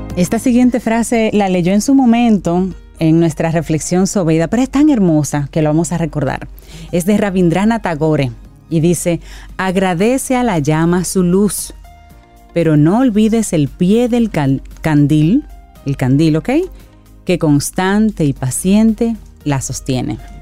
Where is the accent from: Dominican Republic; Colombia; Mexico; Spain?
Dominican Republic